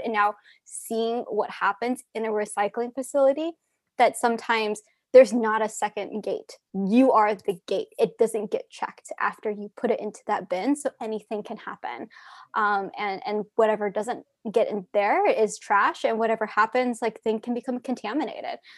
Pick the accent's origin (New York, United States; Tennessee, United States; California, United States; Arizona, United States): Arizona, United States; growing up in Arizona, we had a lot of landfills